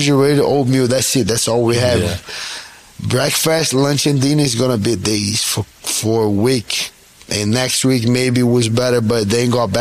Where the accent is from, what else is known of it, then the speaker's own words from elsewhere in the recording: Rio de Janeiro, Brazil; moved away; I was born and raised in Rio, in Brazil